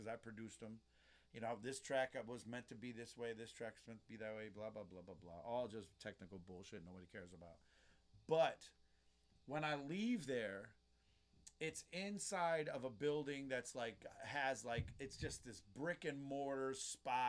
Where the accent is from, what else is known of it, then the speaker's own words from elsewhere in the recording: Detroit, Michigan, United States; I'm from Detroit